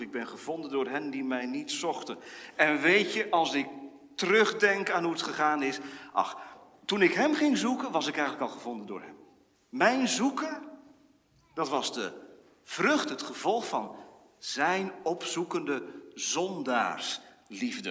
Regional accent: Wezep, Gelderland, Netherlands; Ik herinner mij uit mijn kindertijd in Wezep

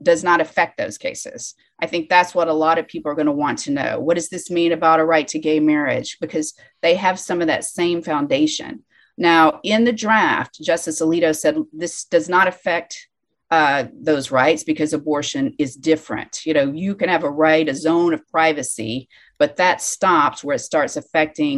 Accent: Alabama, United States; my home state, Alabama

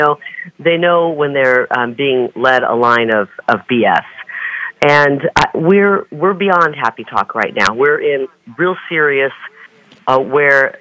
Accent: Scott County, Iowa, United States; moved away; this is the county where I grew up, right along the banks of the Mississippi River

